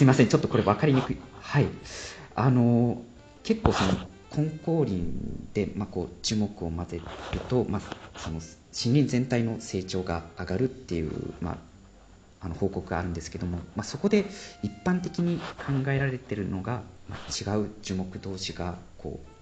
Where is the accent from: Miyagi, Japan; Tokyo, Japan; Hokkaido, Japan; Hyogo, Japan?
Miyagi, Japan; Sendai; moved away as an adult; now in Freiburg, Germany; 小さい頃、まあ、仙台出身なんですけども